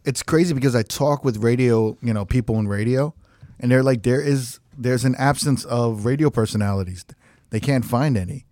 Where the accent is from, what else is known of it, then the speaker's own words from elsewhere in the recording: New York, United States; I'm Korean American. I grew up in, like, New York.